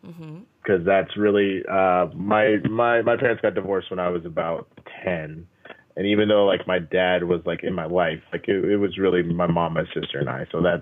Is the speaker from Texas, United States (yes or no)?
yes; Dallas, Texas, United States; I grew up in Dallas.